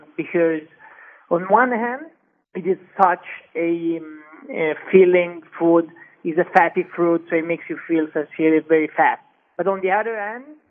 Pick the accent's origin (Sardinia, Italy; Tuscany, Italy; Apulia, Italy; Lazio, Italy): Tuscany, Italy; Prato; moved away as an adult; also born or lived in Mexico City, Mexico; now in New York, United States; I'm from a small town near Florence. It's called Prato.